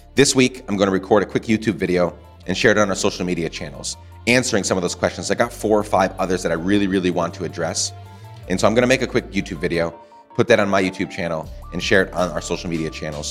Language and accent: English; Guatemala; moved away; also born or lived in Honduras; I grew up in Guatemala